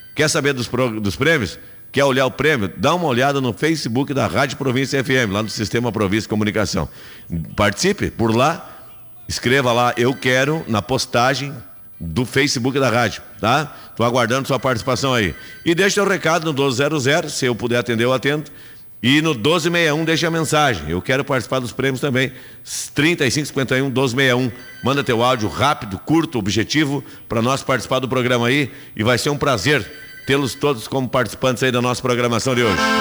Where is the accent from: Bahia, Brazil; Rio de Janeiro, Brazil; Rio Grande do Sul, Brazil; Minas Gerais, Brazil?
Rio Grande do Sul, Brazil; eu sou do Rio Grande, gosto, sou gaúcho